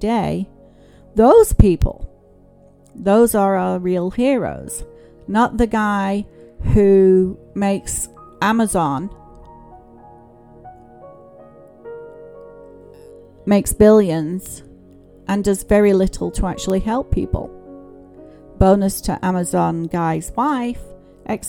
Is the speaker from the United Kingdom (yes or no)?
yes; England, United Kingdom; I grew up in England